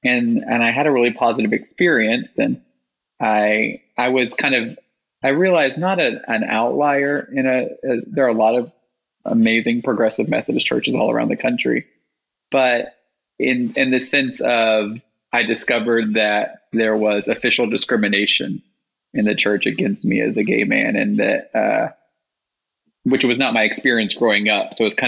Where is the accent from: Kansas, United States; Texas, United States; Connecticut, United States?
Texas, United States; Houston; moved away as an adult; also born or lived in Washington, D.C. / New York; now in Louisville, United States; I grew up in Houston, Texas. I'm the son of two labor union organizers, and I grew up in a very politically active household in Houston